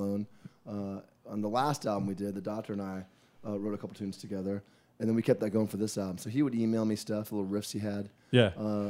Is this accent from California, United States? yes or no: yes; Los Angeles, California, United States; now in Dallas, United States; I'm from Hollywood, California, now living in Dallas, Texas